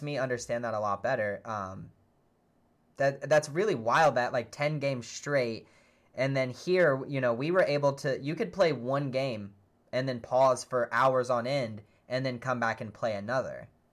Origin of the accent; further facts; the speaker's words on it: United States; being an American VGC player